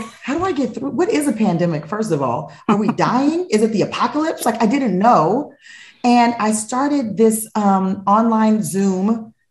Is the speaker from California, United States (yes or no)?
yes; Los Angeles, California, United States; moved away as an adult; moving back to Los Angeles, my hometown